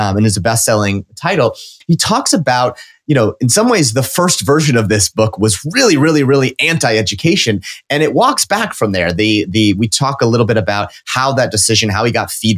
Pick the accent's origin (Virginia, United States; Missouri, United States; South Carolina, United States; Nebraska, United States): Nebraska, United States; I'm from Nebraska